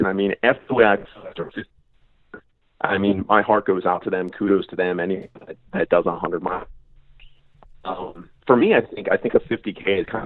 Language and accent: English; Reading, Pennsylvania, United States; my hometown's actually Reading, Pennsylvania.